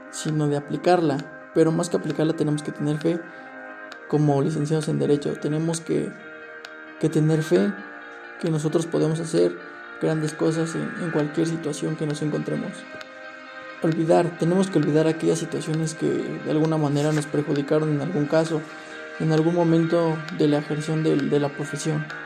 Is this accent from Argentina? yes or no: no; Mexico; leal tanto para nuestra ley, para nuestro país, nuestra constitución, para todos aquellos principios como mexicanos que tenemos